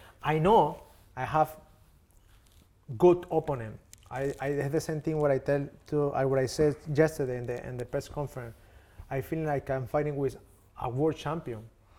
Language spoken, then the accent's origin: English; Tokyo, Japan; English is a second language; I come from Tokyo, and I tell you, bro, let's meet 12 p.m. You come 2 p.m.